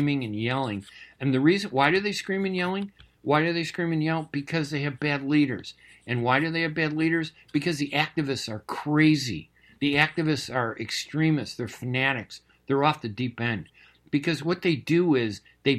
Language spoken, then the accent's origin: English; United States; being Arab American is exactly that, American